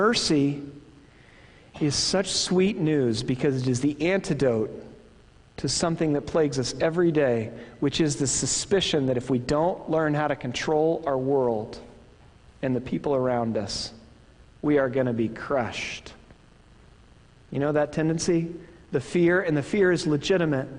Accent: Midwest, United States; accent: Midwestern; my Midwestern accent

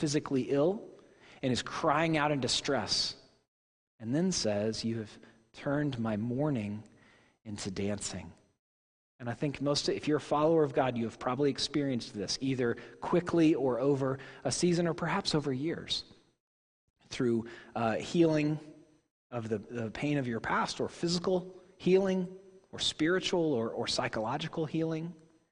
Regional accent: Tulsa, Oklahoma, United States; born or raised there; moved away

